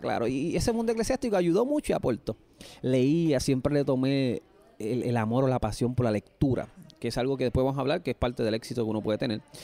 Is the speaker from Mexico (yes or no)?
no; Puerto Rico; una historia yo creo que típica como cualquier puertorriqueño